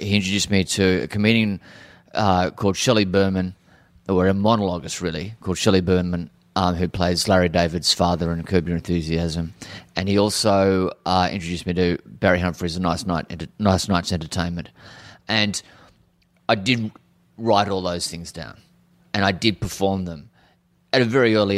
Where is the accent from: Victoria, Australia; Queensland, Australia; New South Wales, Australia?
Queensland, Australia; Cairns; I grew up in Cairns. My parents arrived in Cairns in 71 and I was born in 72